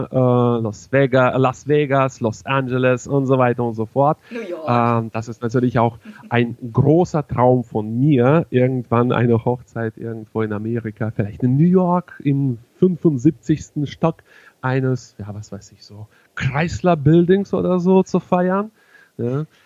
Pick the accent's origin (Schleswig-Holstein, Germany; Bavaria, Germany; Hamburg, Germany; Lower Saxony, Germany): Lower Saxony, Germany; Hannover; ich komme zwar aus Hannover, bin aber zunächst Bundes, aber dementsprechend auch ja irgendwann auch weltweit unterwegs.